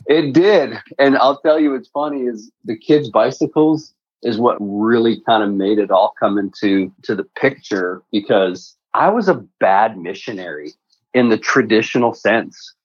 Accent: Canada; moved away as an adult; also born or lived in Prague, Czech Republic / Texas, United States; now in United States; grew up in Canada and in the trades

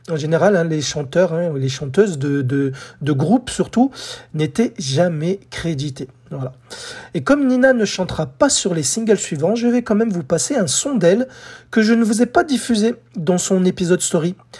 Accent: France; chez nous en France

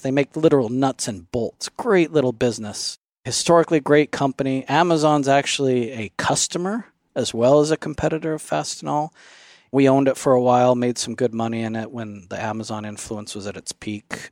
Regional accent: Phoenix, Arizona, United States; now in Alpine, United States; I grew up in the Phoenix area

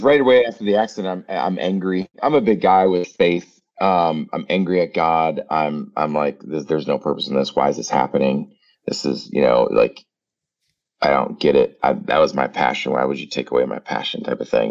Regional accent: Prairie du Chien, Wisconsin, United States; moved away as an adult; also born or lived in Winona, Minnesota / Minnesota / Phoenix; I'm back down in my hometown um, of Prairie View, Wisconsin

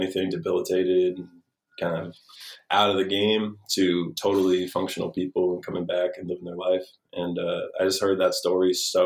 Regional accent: New Haven, Connecticut, United States; I grew up on the East Coast near New York

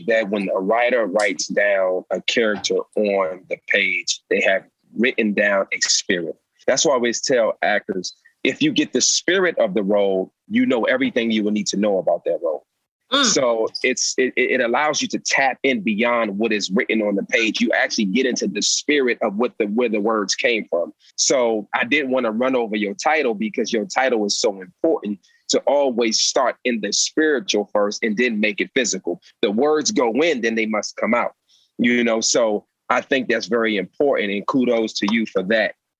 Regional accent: Alexandria, Virginia, United States; I'm from Alexandria, Virginia, the DC, uh, DC, Maryland area.

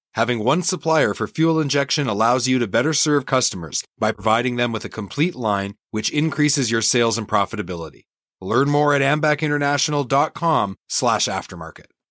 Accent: Canada; I'm Canadian

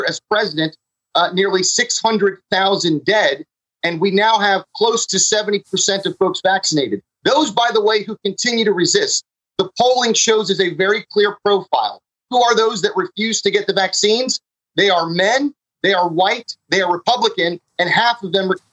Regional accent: Florida, United States; my home state of Florida

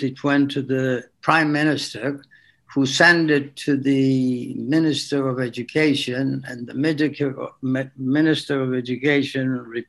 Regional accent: İzmir, Turkey; first language French; English is a second language; moved away as an adult; also born or lived in Vancouver, Canada; I was born in Turkey, in the Aegean coast, in a city called Izmir

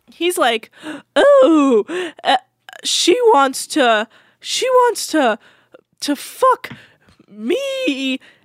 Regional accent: Bay Area, Northern California, United States; I was raised in Northern California.

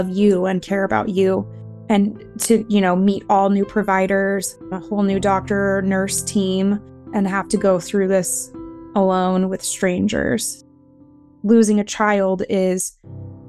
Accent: Caldwell, Idaho, United States; I am from Caldwell, Idaho

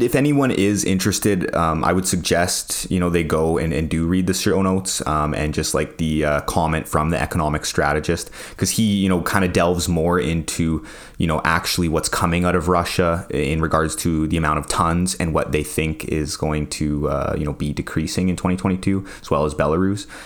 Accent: Saskatoon, Saskatchewan, Canada; I'm proud of being from Saskatchewan

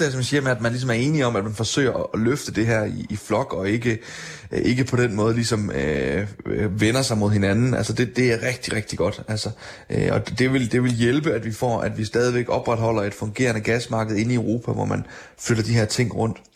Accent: Denmark; man kan konstatere hjemme i Danmark, der, der har vi faktisk formået at gøre det.

